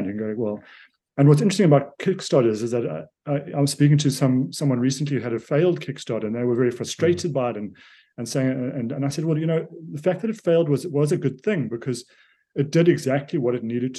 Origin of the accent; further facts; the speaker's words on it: South Africa; I'm a South African